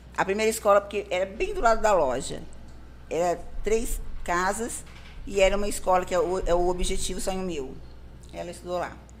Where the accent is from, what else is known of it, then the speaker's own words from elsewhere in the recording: Pontal, São Paulo, Brazil; moved away as an adult; now in Sertãozinho, Brazil; eu sou pontalense, nasci em Pontal. Vivi minha vida praticamente inteira em Pontal. Fazem seis anos que eu moro aqui em Sertãozinho